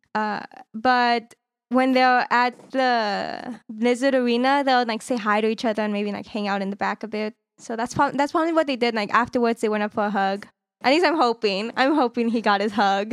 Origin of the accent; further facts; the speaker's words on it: California, United States; I'm from California